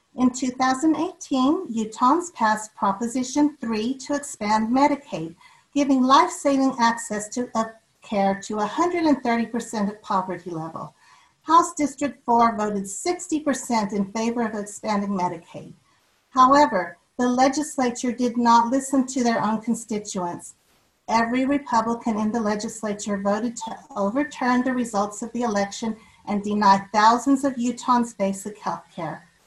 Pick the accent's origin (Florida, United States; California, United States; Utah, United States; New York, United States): Utah, United States; River Heights; also born or lived in Logan, Utah; I was born in Logan and raised in River Heights.